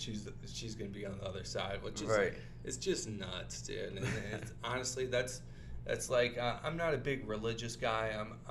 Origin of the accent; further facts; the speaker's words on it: Toledo, Ohio, United States; now in Los Angeles, United States; So I'm from Toledo, Ohio